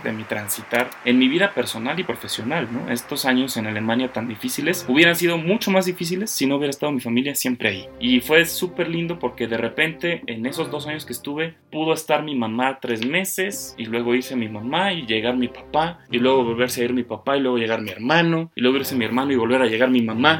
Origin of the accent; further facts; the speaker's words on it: Guanajuato, Mexico; moved away as an adult; also born or lived in Germany; Yo me considero orgullosamente guanajuatense, lo digo siempre a donde voy, represento con mucho orgullo a mi estado